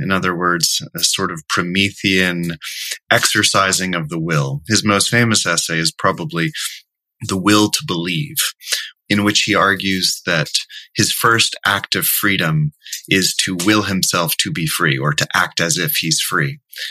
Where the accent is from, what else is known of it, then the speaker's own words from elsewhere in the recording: central Pennsylvania, United States; I grew up in a fairly conservative central Pennsylvania home in the United States, and I entered my teens and 20s with a feeling of being completely powerless and stuck.